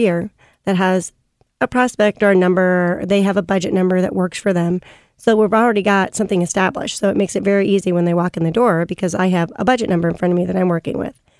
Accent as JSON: {"language": "English", "town": "St. Louis", "region": "Missouri", "country": "United States", "tie": "born or raised there", "said": "I was born and raised in Saint Louis."}